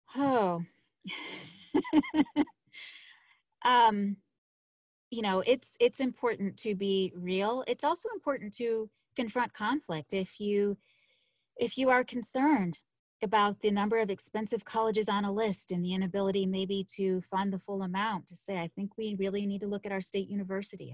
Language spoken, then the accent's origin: English; Buffalo, New York, United States; moved away as an adult; I'm from Buffalo, New York